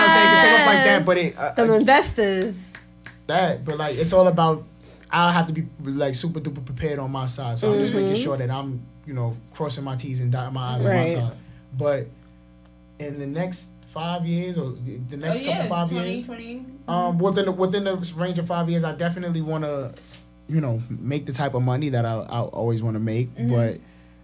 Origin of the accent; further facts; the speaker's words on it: New York City, New York, United States; I'm from Marble Hill on 225th and Broadway in the Bronx